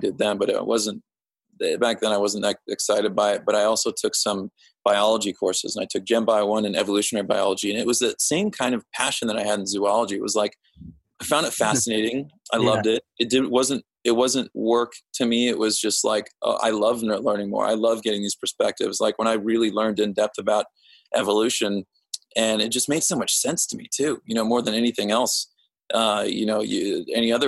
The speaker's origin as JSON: {"language": "English", "town": "Overland Park", "region": "Kansas", "country": "United States", "tie": "born or raised there", "said": "I grew up in like Overland Park, Kansas, which is near Kansas City"}